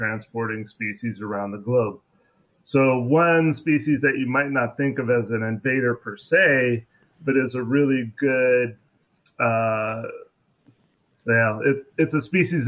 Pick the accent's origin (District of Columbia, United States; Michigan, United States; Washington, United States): Washington, United States; Seattle; moved away; also born or lived in Louisiana; I grew up in Seattle